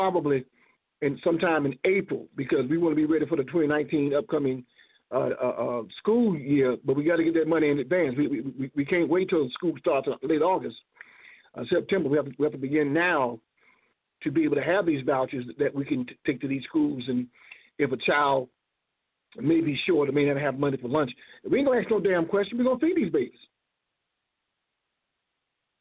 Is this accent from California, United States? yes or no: no; Florida, United States; I'm from Florida